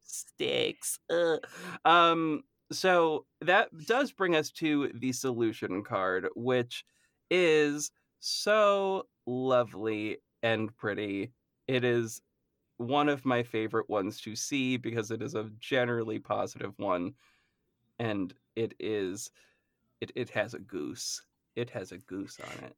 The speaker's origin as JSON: {"language": "English", "region": "Massachusetts", "country": "United States", "said": "I am from Massachusetts"}